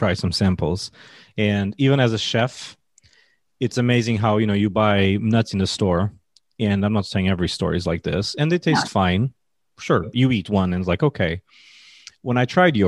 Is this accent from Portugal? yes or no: yes; Portugal; I'm from Portugal